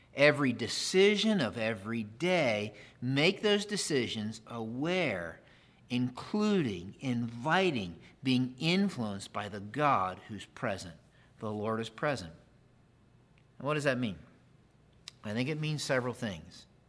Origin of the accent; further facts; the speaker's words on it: Pennsylvania, United States; I grew up in Pennsylvania.